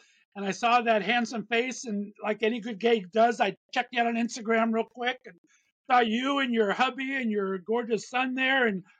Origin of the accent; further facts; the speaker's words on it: Southern California, United States; also born or lived in Northeast Ohio; now in Ohio, United States; I was born and raised in Southern California and got banished here to Northeast Ohio.